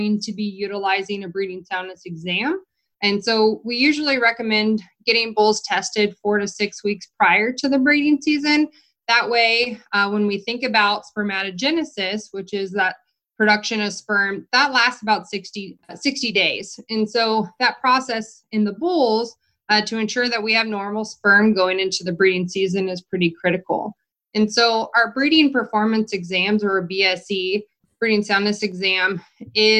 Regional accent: Redding, California, United States; moved away as an adult; also born or lived in Colorado / New Mexico / North Dakota; now in Nebraska, United States; So I'm originally from Northern California. I grew up a few hours from the Oregon border and Nevada border in Redding, California.

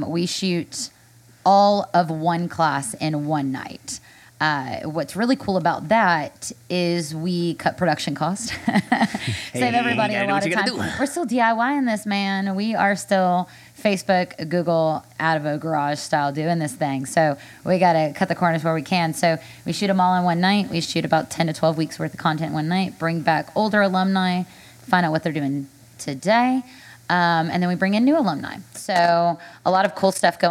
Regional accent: Nashville, Tennessee, United States; I'm a native of Nashville

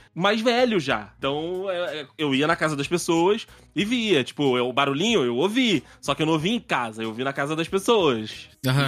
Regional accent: Rio de Janeiro, Brazil; quando eu era menor, quando eu era garoto, é, no Rio

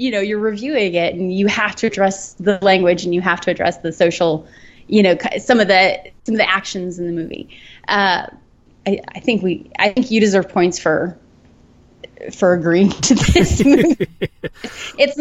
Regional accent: Colorado, United States; moved away; I grew up in Colorado

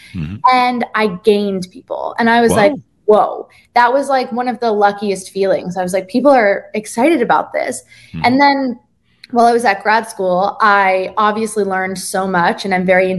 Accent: Jersey Shore, New Jersey, United States; now in New York, United States; I'm originally from the Jersey Shore, as you said, and the accent was good

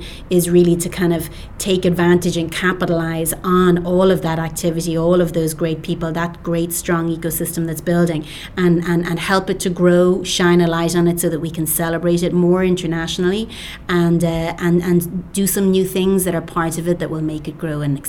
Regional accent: Cork, Munster, Ireland; moved away as an adult; also born or lived in New York, United States; now in Dublin, Ireland; I was born in Cork

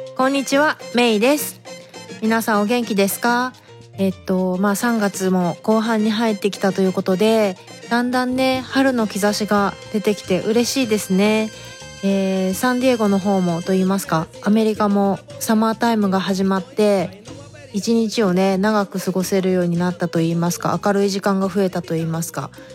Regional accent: Japan; moved away as an adult; now in San Diego, United States; 生まれ育ちは日本だから

